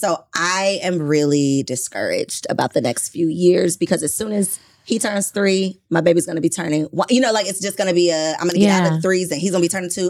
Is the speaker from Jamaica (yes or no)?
yes; Jamaica; I'm Jamaican.